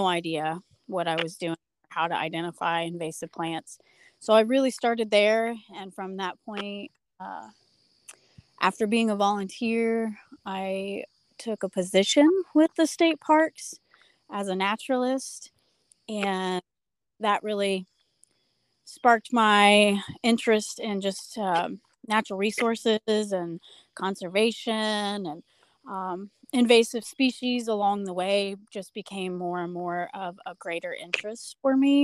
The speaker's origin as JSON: {"language": "English", "town": "Lafayette", "region": "Indiana", "country": "United States", "tie": "born or raised there", "lives_now": "West Terre Haute, United States", "said": "I was born and raised in Lafayette, but I live in West Terre Haute, Indiana now"}